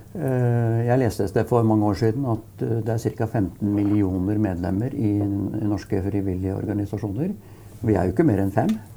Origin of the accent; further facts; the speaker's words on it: Brumunddal, Innlandet, Norway; fordi jeg er fra Brumunddal